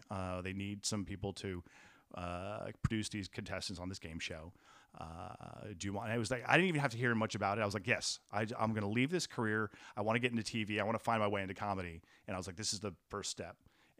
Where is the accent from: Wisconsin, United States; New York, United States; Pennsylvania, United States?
New York, United States; I grew up in Westchester County, so I was sort of doing the commuting.